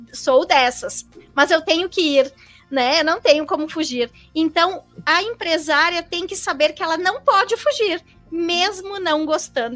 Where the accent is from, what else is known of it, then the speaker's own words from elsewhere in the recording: Caxias do Sul, Rio Grande do Sul, Brazil; moved away as an adult; also born or lived in Florianópolis; eu sou gaúcha de Caxias do Sul, uh, natural de Caxias do Sul, e eu fui para Florianópolis somente para fazer a faculdade